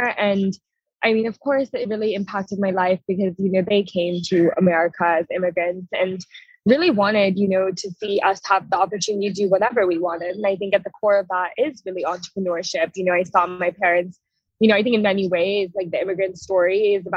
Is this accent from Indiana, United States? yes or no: no; Silicon Valley, California, United States; I grew up in Silicon Valley